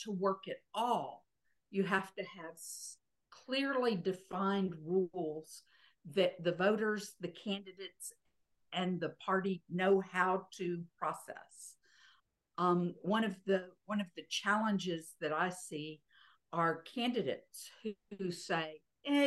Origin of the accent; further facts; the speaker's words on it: Texas, United States; I was not a Virginian. I was a Texan. And I came in there and said, I'm a Texan